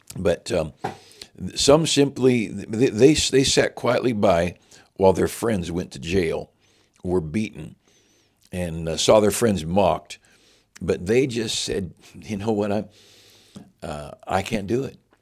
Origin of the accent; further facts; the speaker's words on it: United States; I'm an American with all of its weaknesses. I'm an American